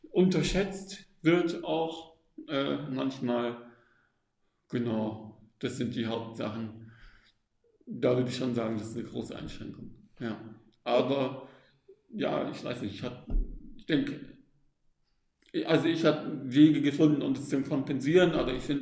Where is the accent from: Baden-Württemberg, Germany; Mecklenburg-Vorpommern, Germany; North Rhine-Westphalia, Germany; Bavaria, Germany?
Baden-Württemberg, Germany; Stuttgart; also born or lived in Austria; aufgewachsen im Großraum Stuttgart und ähm, habe dann studiert in Österreich Psychologie und habe dann äh, im Norden mit Kindern und Jugendlichen gearbeitet